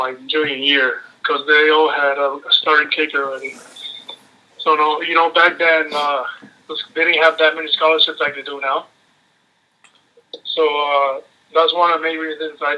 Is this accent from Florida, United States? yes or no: yes; Miami, Florida, United States; born or raised there; moved away as an adult; also born or lived in Venezuela / Montreal, Canada; now in Calgary, Canada